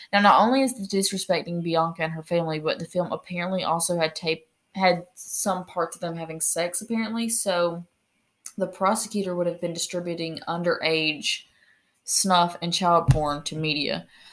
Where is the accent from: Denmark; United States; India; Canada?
United States; we're American